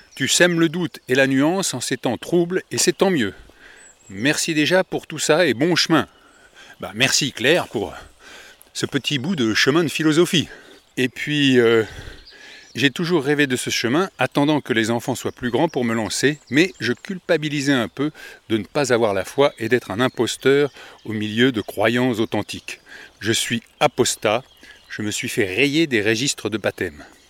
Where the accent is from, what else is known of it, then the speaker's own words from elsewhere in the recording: Paris suburbs, Île-de-France, France; Je suis de la banlieue parisienne